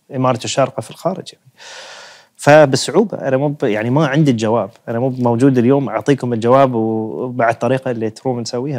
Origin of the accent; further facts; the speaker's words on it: United Arab Emirates; عندنا في الإمارات